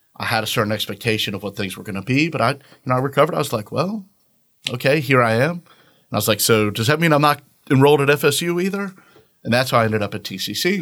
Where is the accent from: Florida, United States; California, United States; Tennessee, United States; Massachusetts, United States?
Florida, United States; Orange Park; moved away; also born or lived in Virginia; I grew up in Orange Park, lived there until I moved here